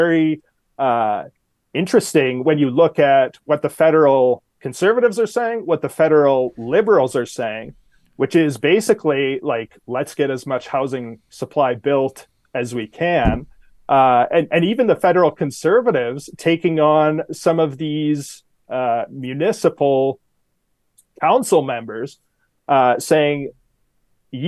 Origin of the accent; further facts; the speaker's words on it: outside Edmonton, Alberta, Canada; moved away as an adult; now in Calgary, Canada; I grew up outside Edmonton.